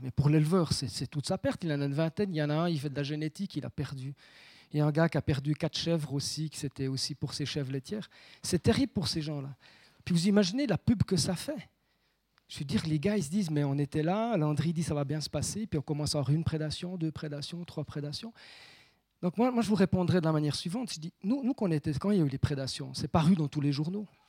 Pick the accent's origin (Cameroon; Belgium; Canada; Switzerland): Switzerland; Saint-Imier valley, Bernese Jura; also born or lived in Bauges, France; je suis jurassien, hein, je, suis né à, La Haute. ma mère à Courgémont